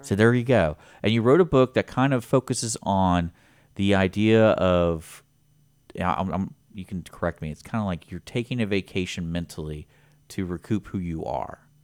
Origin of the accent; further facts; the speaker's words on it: Houston, Texas, United States; we're from Houston